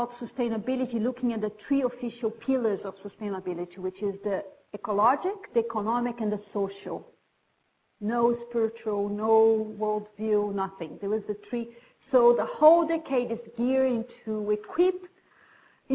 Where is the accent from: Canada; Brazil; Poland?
Brazil; moved away as an adult; also born or lived in Britain; now in United Kingdom; when I moved to Britain, I'm from Brazil, about 20 years ago